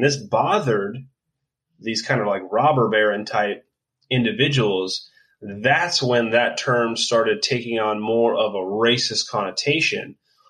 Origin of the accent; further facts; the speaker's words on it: California, United States; we're from California.